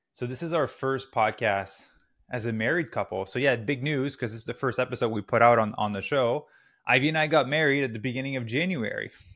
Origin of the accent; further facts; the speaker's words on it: Canada; moved away as an adult; also born or lived in Squamish, British Columbia; now in Los Angeles, United States; I'm Canadian originally. We're currently in Los Angeles.